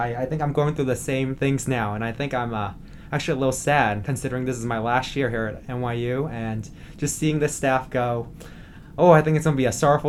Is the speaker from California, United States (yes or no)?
yes; Oakland, California, United States; now in New York, United States; I'm a senior from Oakland, California, studying public policy, and I'm an RA in probably the best dormitory on campus, Lafayette Hall.